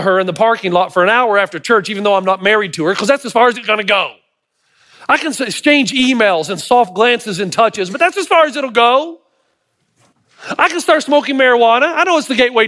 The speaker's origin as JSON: {"language": "English", "region": "Tennessee", "country": "United States", "said": "I'm from Tennessee"}